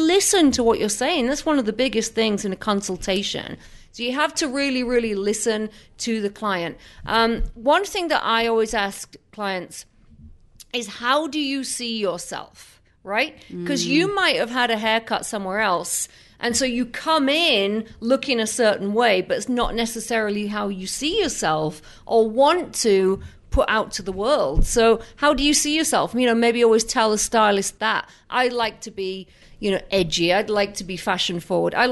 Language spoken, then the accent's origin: English; England, United Kingdom; moved away; I come from England